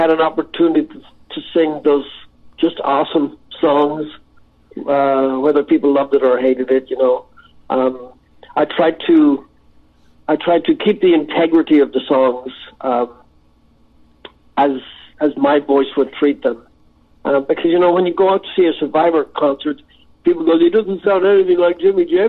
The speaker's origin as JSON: {"language": "English", "country": "Ireland", "said": "I'm an Irish lad, you know, came from nothing"}